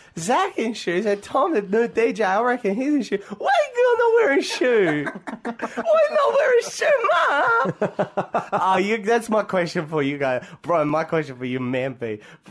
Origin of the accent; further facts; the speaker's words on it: Canada; I should know all the answers because I'm from Canada.